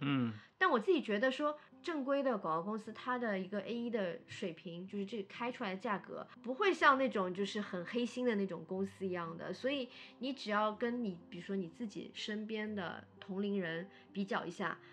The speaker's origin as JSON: {"language": "Chinese", "region": "Shanghai", "country": "China", "said": "我是上海人"}